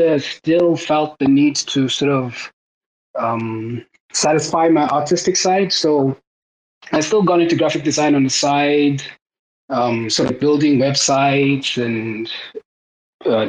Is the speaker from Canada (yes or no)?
no; South Africa; moved away; also born or lived in Cape Town; So I actually moved back to South Africa. I'm actually South African